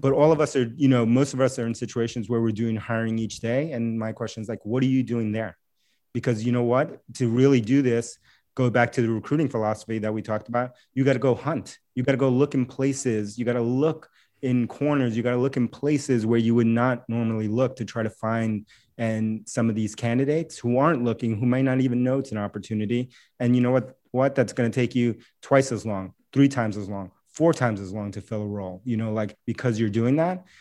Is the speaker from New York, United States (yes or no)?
yes; New York City, New York, United States; first language Spanish; English is a second language; moved away as an adult; now in Boston, United States; I grew up in New York City, and so, and I live in Boston now